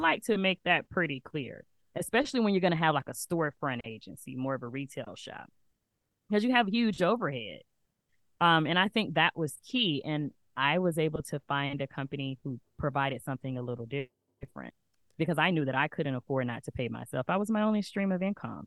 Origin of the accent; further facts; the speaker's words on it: Alabama, United States; moved away as an adult; now in Atlanta, United States; I'm originally from Alabama, where I knew everyone. I had been there my whole life.